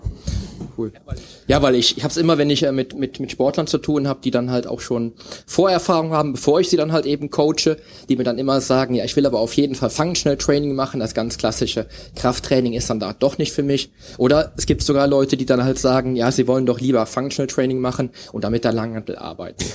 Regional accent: Cologne, North Rhine-Westphalia, Germany; meiner Heimat Köln

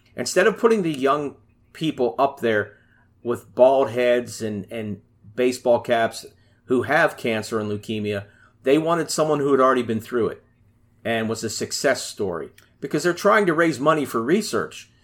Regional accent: Pittsburgh, Pennsylvania, United States; I'm from Pittsburgh, Pennsylvania

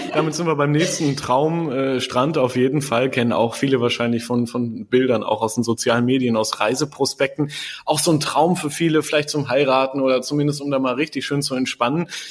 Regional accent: Germany; hier bei uns in Deutschland

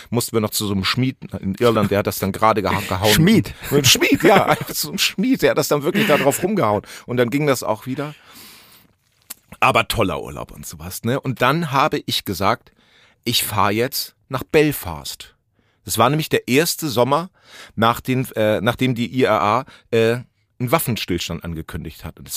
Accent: Hemmoor, Lower Saxony, Germany; ich komme aus Hemoa, das ist in der Nähe von Cuxhaven.

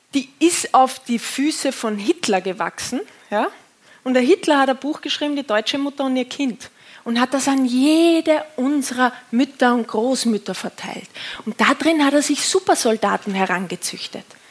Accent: Austria; accent: Austrian; jetzt komme ich aus dem Bau, äh, vom Bauernhof in Österreich

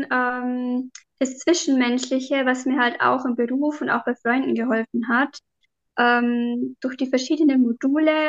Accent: Bavarian Forest, Germany; ähm, ja, ähm, ich komme aus dem Bayerischen Wald

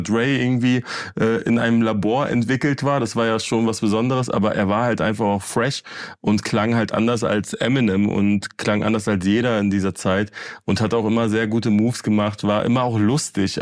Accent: Berlin, Germany; ich bin ja Berliner und ich bin auch in Berlin aufgewachsen

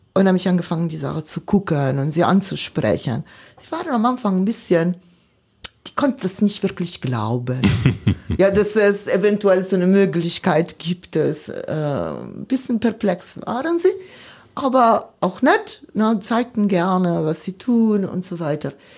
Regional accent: Milan, Lombardy, Italy; German is a second language; moved away as an adult; now in Cottbus, Germany; ich bin äh, Mailänderin, äh, komme ich aus der Stadt Mailand. Äh, seit Generationen sind wir Mailänder

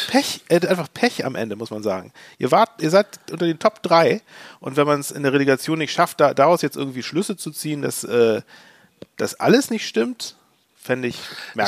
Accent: Hamburg, Germany; als Hamburger

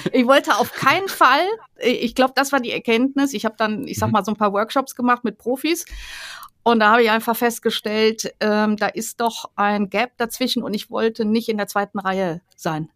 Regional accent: Rhineland, Germany; ich komme ja aus dem Rheinland

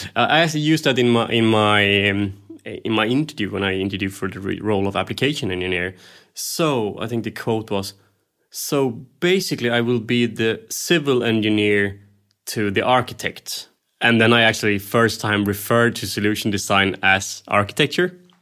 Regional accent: Sweden; I'm, I'm from Scandinavia

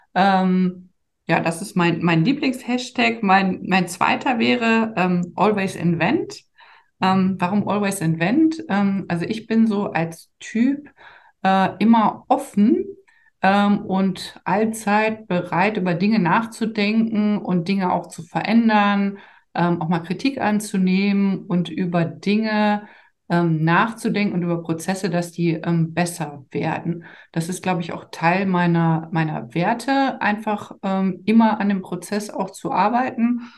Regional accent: Dormagen, North Rhine-Westphalia, Germany; also born or lived in Cologne; now in Düsseldorf, Germany; ich komme im Ursprung aus Dormagen, was die neutrale Mitte zwischen ähm, Düsseldorf und Köln ist

